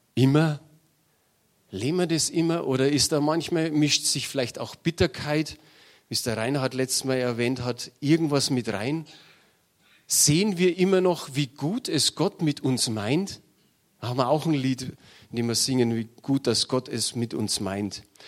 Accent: Munich, Bavaria, Germany; Ich bin in München geboren und habe mir gedacht, vielleicht stirbst du in München

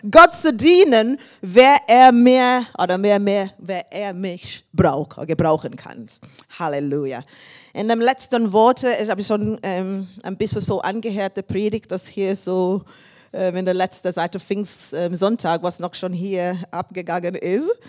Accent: England, United Kingdom; German is a second language; moved away as an adult; now in Germany; Ich komme aus England. Ich bin seit fast 30 Jahren hier in Deutschland.

